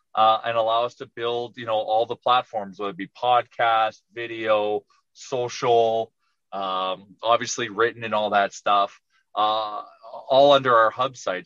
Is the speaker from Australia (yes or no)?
no; Edmonton, Alberta, Canada; I'm from Edmonton.